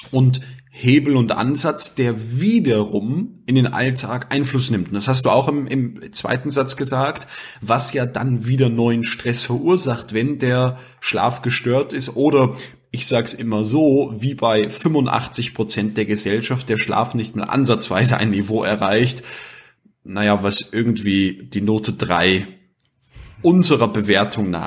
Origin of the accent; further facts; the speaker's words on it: Austria; der Kippfall, wie man bei uns in Österreich sagt.